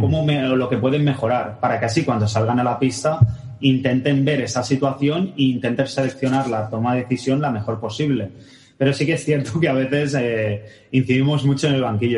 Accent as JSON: {"language": "Spanish", "town": "Barcelona", "region": "Catalonia", "country": "Spain", "said": "Yo también soy de Barcelona, sí, sí, yo también soy de Barcelona"}